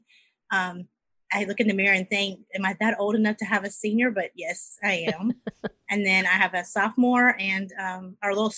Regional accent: South Carolina, United States; I'm from South Carolina

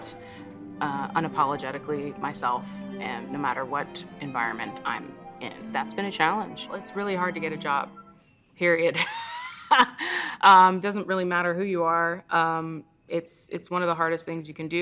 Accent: New York City, New York, United States; now in Milwaukee, United States; I grew up in New York City.

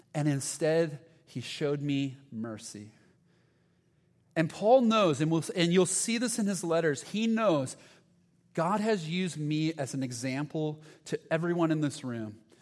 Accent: Huntington Beach, California, United States; I'm from Huntington Beach. I was uh, uh, born and raised in Huntington Beach

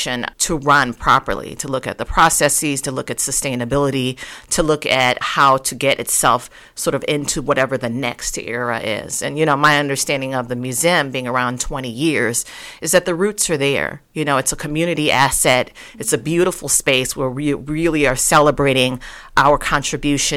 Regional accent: St. Louis, Missouri, United States; moved away as an adult; also born or lived in Chicago, Illinois; now in Kansas City, United States; I'm a St. Louis woman, believe it or not, born and raised in St. Louis, Missouri, coming here by way of Chicago for the past 16 years

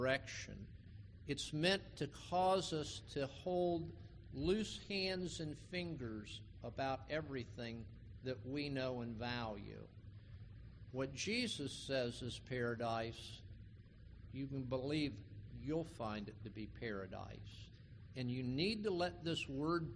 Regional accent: West Palm Beach, Florida, United States; I grew up in West Palm Beach

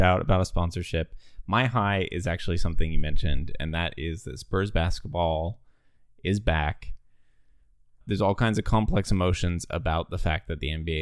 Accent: Australia; moved away; I grew up in Australia

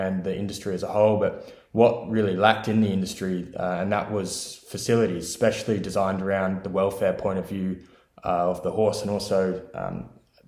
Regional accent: Southern Highlands, New South Wales, Australia; moved away as an adult; now in Ireland; I am from Australia, as you might be able to tell, specifically about 2 hours south of Sydney in a lovely area called the Southern Highlands. There I grew up on my parents' broodmare property

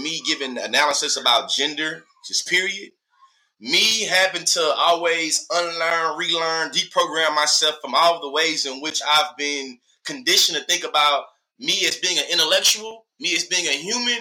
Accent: Texas, United States; moved away as an adult; now in Oklahoma, United States; I'm from Texas. I'm born and raised in Texas.

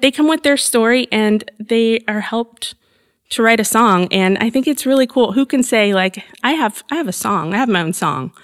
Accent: Evansville, Indiana, United States; I was born and raised in Southern Indiana. I'm near Evansville, so right on the Kentucky, Illinois border of Indiana

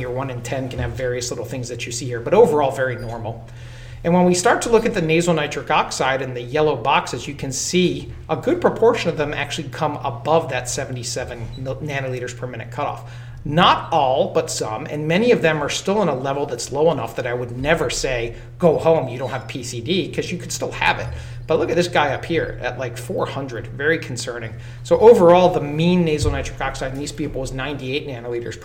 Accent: the South, United States; As a Southerner

